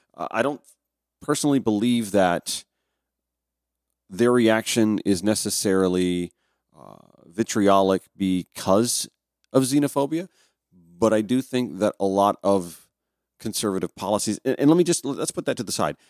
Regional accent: Grovetown, Georgia, United States; also born or lived in Augusta, Georgia; my own hometown, little old Grovetown, Georgia, is just a booming little bedroom community of more than 10,000. When uh, it was maybe 3,000 when I was a kid there.

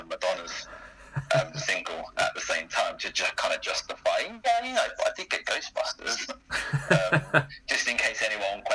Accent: Greenford, London, United Kingdom; I'm originally from Greenford in Middlesex.

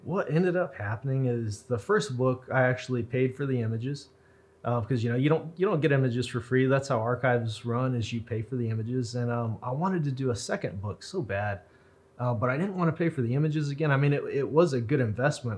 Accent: Roswell, New Mexico, United States; I was born in Roswell. My parents were born in Roswell. One of my grandparents was born in Roswell, and then the other ones are kind of from Fort Sumner in Colorado. So I'm pretty local. I've never left Roswell

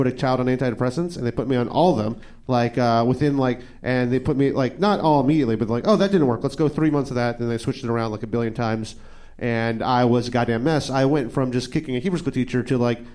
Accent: New York City, New York, United States; I grew up in New York City, in the Upper West Side

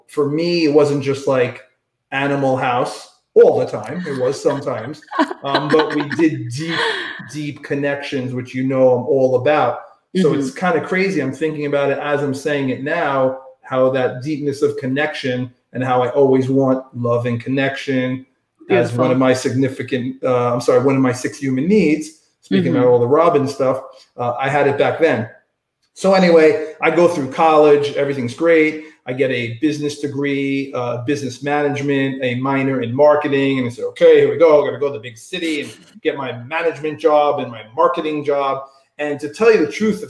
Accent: New York City, New York, United States; I grew up in Staten Island, New York

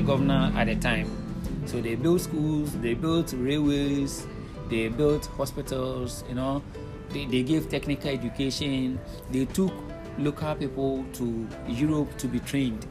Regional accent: Winneba, Central Region, Ghana; I was born in Winneba in Ghana and I've lived in Ghana all my life

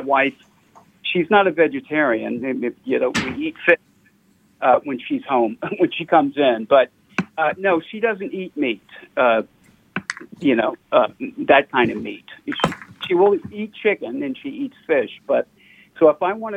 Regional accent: New Orleans, Louisiana, United States; now in Seattle, United States; when you're from New Orleans

